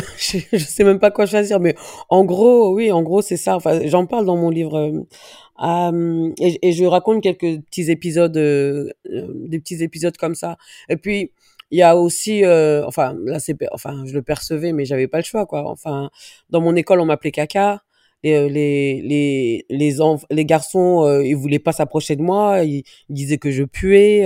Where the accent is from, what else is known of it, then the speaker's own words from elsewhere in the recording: Viry-Châtillon, Île-de-France, France; also born or lived in Dreux / Paris; je suis née à Dreux. 500 km de Paris j'ai grandi en banlieue parisienne, donc entre Viry-Châtillon et Grigny